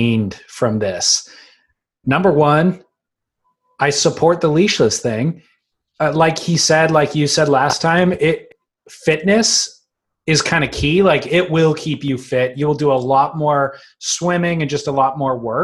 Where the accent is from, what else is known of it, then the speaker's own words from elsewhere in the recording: United States; I'm an American